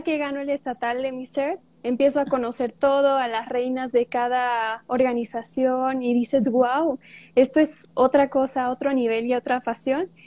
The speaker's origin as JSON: {"language": "Spanish", "town": "Puruándiro", "region": "Michoacán", "country": "Mexico", "said": "soy de Puruándiro, cerca de Morelia. Estudio en Morelia, pero yo soy de Puruándiro. Aquí vivo"}